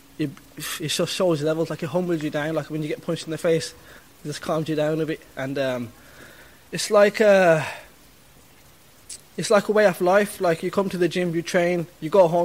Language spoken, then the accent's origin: English; Birmingham, West Midlands, United Kingdom; Look where I'm from Adam Rock